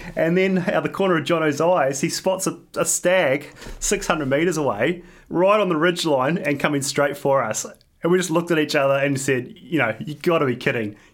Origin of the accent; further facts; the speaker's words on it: New Zealand; now in Australia; I'm, I'm originally from New Zealand, so I try and get back to New Zealand a, at least a couple times a year